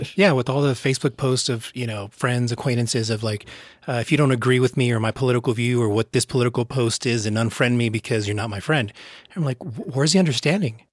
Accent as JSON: {"language": "English", "country": "United States", "said": "I'm American"}